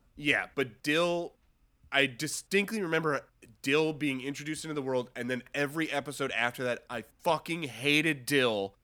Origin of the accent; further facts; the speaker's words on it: Cornwall, New York, United States; moved away; my hometown in New York, uh, in Cornwall, New York